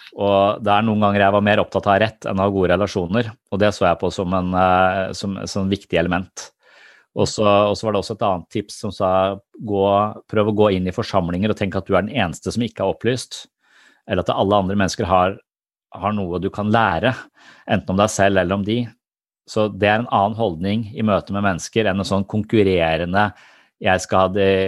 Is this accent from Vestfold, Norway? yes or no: yes; Tønsberg, Vestfold, Norway